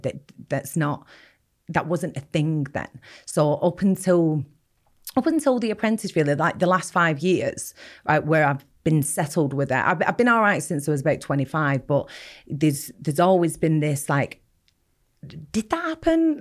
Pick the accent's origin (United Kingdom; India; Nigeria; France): United Kingdom; Bolton, North West England; I grew up in Bolton, um, not a very nice part of Bolton either